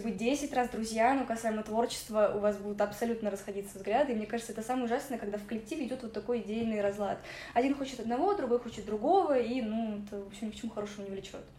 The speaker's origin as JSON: {"language": "Russian", "region": "Moscow", "country": "Russia", "tie": "born or raised there", "also_born_or_lived": "Ukraine", "said": "это мой родной город"}